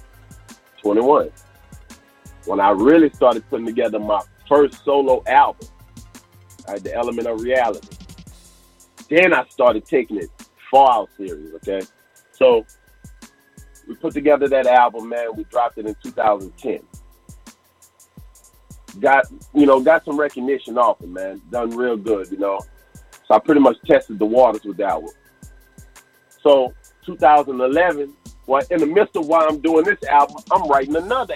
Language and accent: English; Crowley, Louisiana, United States; growing up in Crowley as a kid, man, we had so much fun